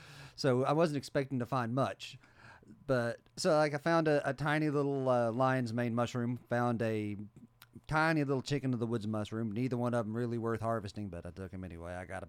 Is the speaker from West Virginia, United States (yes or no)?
yes; West Virginia, United States; I grew up in West Virginia. I know what to look for these things.